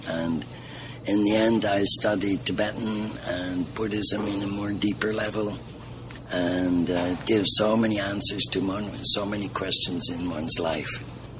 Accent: Liverpool, North West England, United Kingdom; So they ended up in England, and I was born in Liverpool. I'm a Scousie.

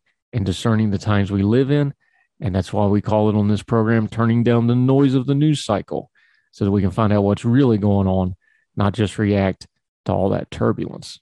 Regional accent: United States; accent: hillbilly; my hillbilly accent

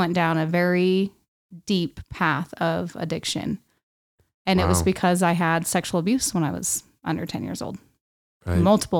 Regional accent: West Valley City, Utah, United States; also born or lived in Salt Lake City / Magna; I was born in Salt Lake City, Utah. Grew up in West Valley City.

